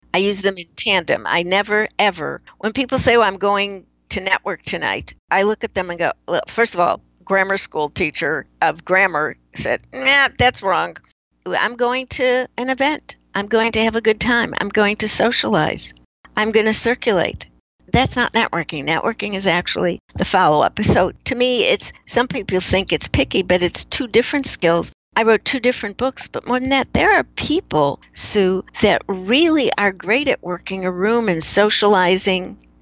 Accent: Chicago, Illinois, United States; moved away; I grew up in Chicago

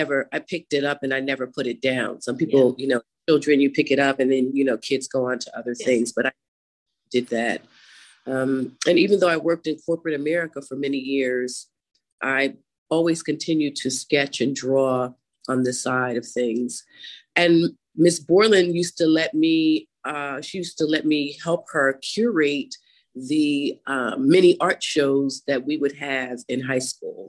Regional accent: Mamaroneck, New York, United States; now in Philadelphia, United States; I was literally born in the Westchester area. I went to grade school and high school in Mamaroneck, New York

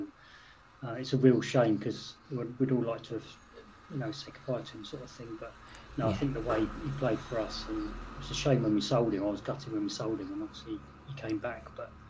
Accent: St Albans, East of England, United Kingdom; I'm from St Albans, so I'm not far from Luton and stuff, but so I grew up with a lot of Luton fans

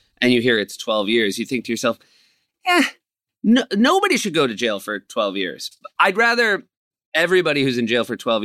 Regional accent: New Hampshire, United States; moved away; I grew up in New Hampshire

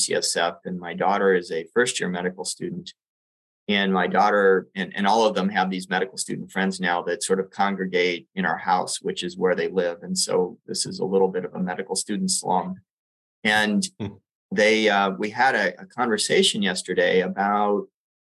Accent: Puerto Rico; now in San Francisco, United States; I grew up in Puerto Rico

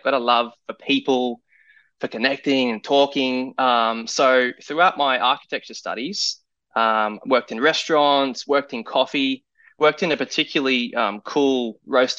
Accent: Gold Coast, Queensland, Australia; moved away as an adult; also born or lived in New York, United States; now in Houston, United States; Growing up on the Gold Coast, Australia, it's very coastal, surfy, relaxed, and chill.

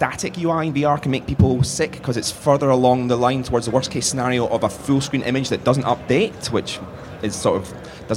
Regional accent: United Kingdom; I'm too British

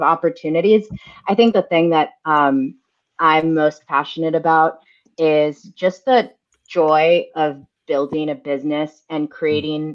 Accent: United States; also born or lived in Brooklyn, New York; I was actually the first person in my family to be born in the U.S. My parents came over in the 80s just because of the instability of the Argentine economy.

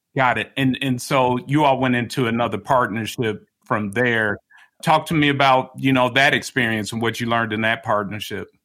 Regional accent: Chicago, Illinois, United States; moved away; I'm from I'm from Chicago originally

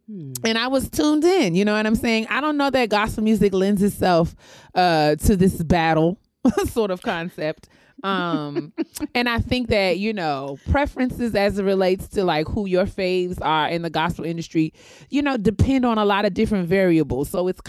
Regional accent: New York, United States; growing up in New York

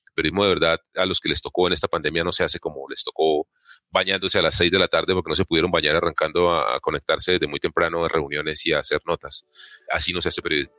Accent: Colombia; nosotros como colombianos

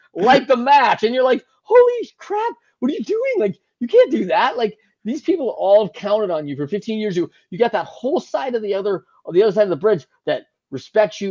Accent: Great Lakes, United States; I grew up in the Great Lakes

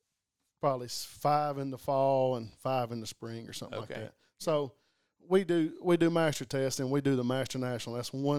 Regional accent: Ragland, Alabama, United States; also born or lived in Tuscaloosa, Alabama; I grew up in East Alabama, a little town called Raglan. And it's in the hills up there.

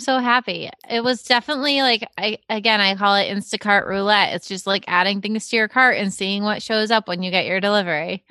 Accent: Cape Cod, Massachusetts, United States; I grew up on Cape Cod

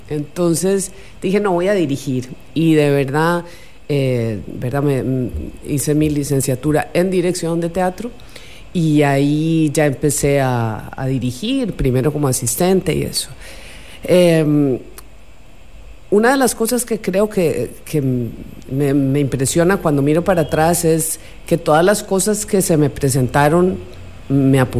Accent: Costa Rica; born or raised there; also born or lived in Buenos Aires, Argentina / Colombia

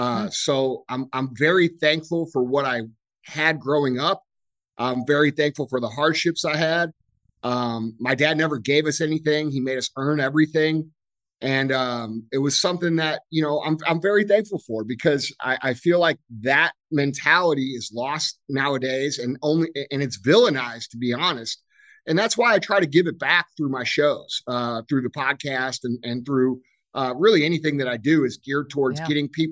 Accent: St. Louis, Missouri, United States; I grew up here right outside St. Louis, Missouri. My business is located here. I grew up on a little gravel road called Mooney Lane.

